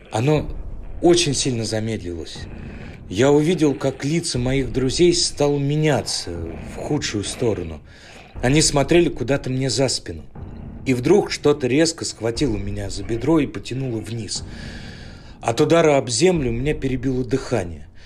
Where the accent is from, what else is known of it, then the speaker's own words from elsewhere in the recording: Ryazan, Ryazan Oblast, Russia; Я родился и вырос в Рязани, в небольшом районе под названием Дашки Песочные.